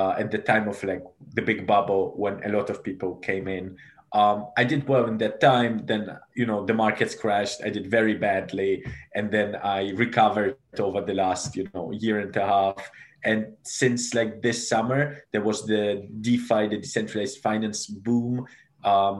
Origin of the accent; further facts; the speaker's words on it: Germany; also born or lived in Moldova / United Kingdom; now in London, United Kingdom; So I was born in Moldova originally, grew up in Germany, then came to the UK, studied here in the UK. I'm currently based in London